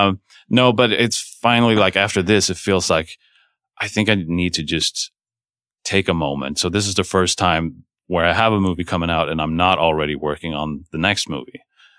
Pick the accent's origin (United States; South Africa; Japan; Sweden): Sweden; moved away; I'm from Sweden, but I've never shot there